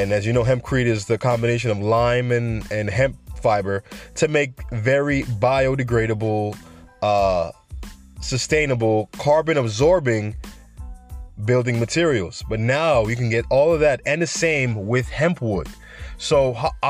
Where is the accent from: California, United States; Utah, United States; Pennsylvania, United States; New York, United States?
New York, United States; New York City; now in Florida, United States; I'm from the Bronx